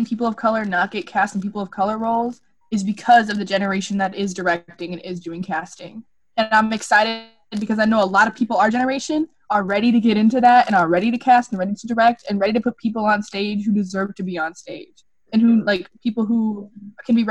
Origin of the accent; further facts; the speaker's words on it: Grand Prairie, Texas, United States; I grew up in Grand Prairie, and I grew up, it's ridiculous, but I grew up in, like, the poorer area